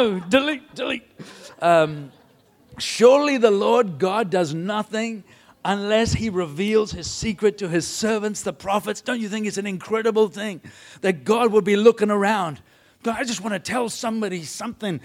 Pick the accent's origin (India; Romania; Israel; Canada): India; I was brought up in India